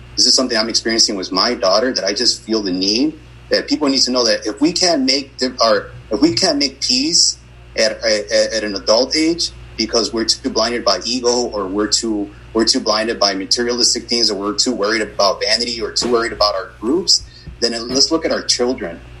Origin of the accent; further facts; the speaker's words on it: Chicago, Illinois, United States; I'm from Brighton Park, which is kind of a, a sleepy, a sleepy yet violent neighborhood